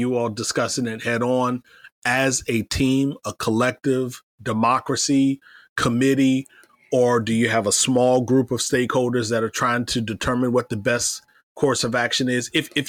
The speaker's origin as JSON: {"language": "English", "region": "Iowa", "country": "United States", "tie": "born or raised there", "said": "Bloomberg talked about a pizza shop in my hometown of Iowa, or home state of Iowa."}